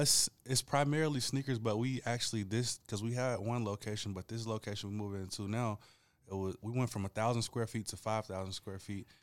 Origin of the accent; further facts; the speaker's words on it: Rome, Georgia, United States; also born or lived in Atlanta, Georgia; I was born in Atlanta, but I grew up in Rome.